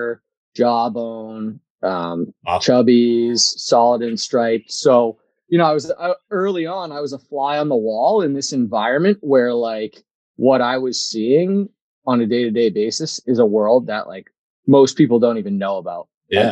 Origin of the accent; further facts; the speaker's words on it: Andover, Massachusetts, United States; I'm originally from Andover, Mass.